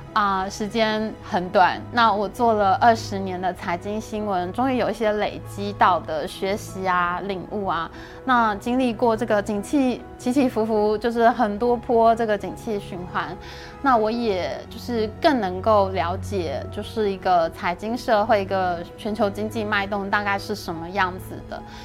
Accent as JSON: {"language": "Chinese", "country": "Taiwan", "also_born_or_lived": "China", "said": "其实大家知道我是外省人嘛， 我们家族在中国还是有非常多的亲戚。那我以前在中国工作的时候，还是经常回去看亲戚"}